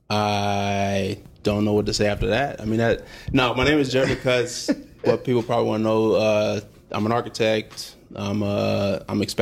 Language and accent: English; Huntsville, Alabama, United States; So I'm from Huntsville, Alabama.